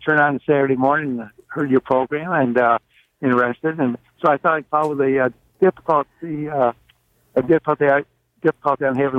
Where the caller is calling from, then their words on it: Lockport, New York, United States; I'm calling from Lockport, New York, Niagara County.